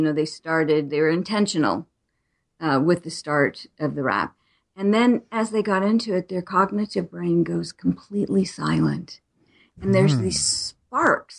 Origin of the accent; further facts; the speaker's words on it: Arizona, United States; I was born in Arizona. I still live here